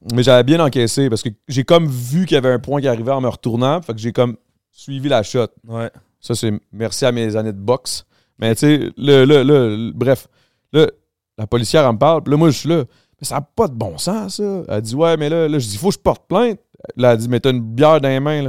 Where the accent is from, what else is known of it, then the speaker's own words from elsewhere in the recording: Montreal, Quebec, Canada; je viens de là. Moi, je viens du Grand Montréal